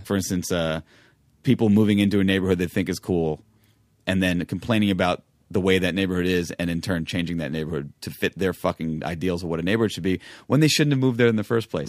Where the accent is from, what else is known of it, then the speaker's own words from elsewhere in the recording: New York, United States; growing up in New York.